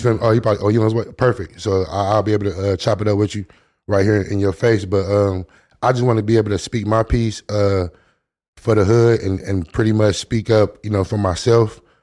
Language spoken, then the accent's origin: English; Long Beach, California, United States; I grew up in Long Beach